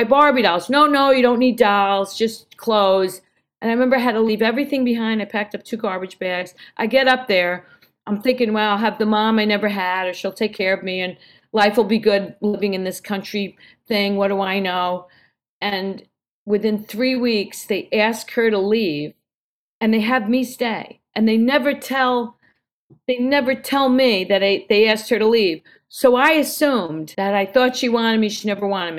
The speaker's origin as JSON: {"language": "English", "region": "New York", "country": "United States", "tie": "born or raised there", "also_born_or_lived": "Brooklyn", "said": "I'm this kid from New York, now living in Brooklyn"}